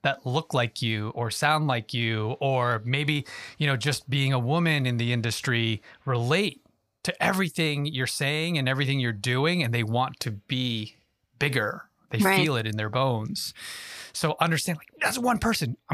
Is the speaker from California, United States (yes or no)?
no; Yonkers, New York, United States; I was born and raised in Yonkers, New York